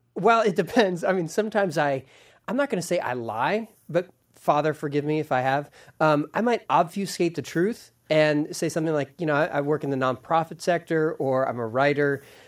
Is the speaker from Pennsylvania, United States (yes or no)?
yes; Philadelphia, Pennsylvania, United States; I was born in Philadelphia